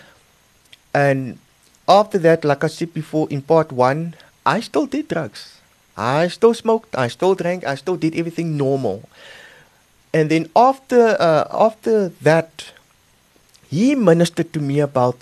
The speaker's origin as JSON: {"language": "English", "town": "Cape Town", "region": "Western Cape", "country": "South Africa", "moved": "yes", "said": "I'm originally from Cape Town"}